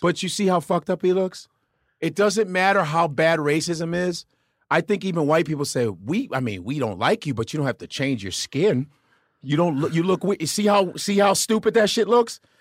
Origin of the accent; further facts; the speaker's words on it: Chicago, Illinois, United States; moved away; also born or lived in Los Angeles; I am North Side. I grew up around Wrigley Field.